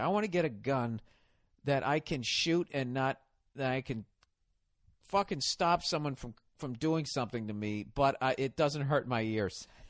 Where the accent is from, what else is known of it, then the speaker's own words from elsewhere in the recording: the North, United States; I'm from the north